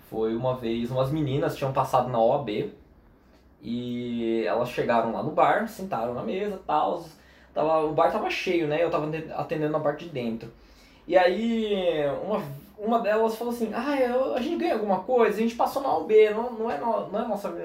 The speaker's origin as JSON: {"language": "Portuguese", "town": "Foz do Iguaçu", "region": "Paraná", "country": "Brazil", "tie": "born there", "also_born_or_lived": "São Paulo", "said": "Na real, tipo assim, eu nasci em Foz. Eu morei 17 anos"}